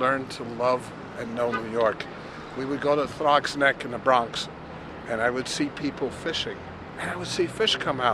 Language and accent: English; Switzerland; English is a second language; moved away; I was born in Switzerland, and I also did not speak English. Now I know English, a little bit